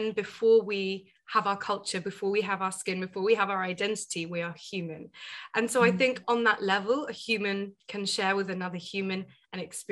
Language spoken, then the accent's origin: English; United Kingdom; also born or lived in Asia; I'm a first generation British Indian woman, right? So my parents moved over